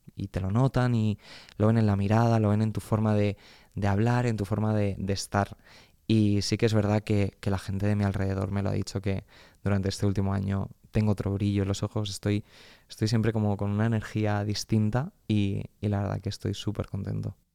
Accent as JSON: {"language": "Spanish", "town": "Albacete", "region": "Castilla-La Mancha", "country": "Spain", "moved": "yes", "lives_now": "Madrid, Spain", "said": "Yo que soy de Albacete"}